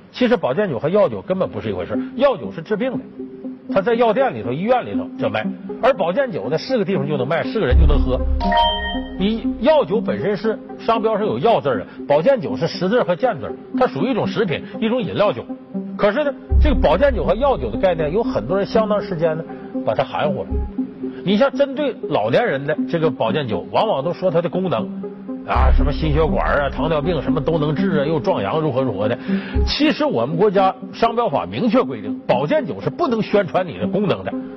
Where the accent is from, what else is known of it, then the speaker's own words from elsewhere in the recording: Northeast China, China; moved away; 像我们老家东北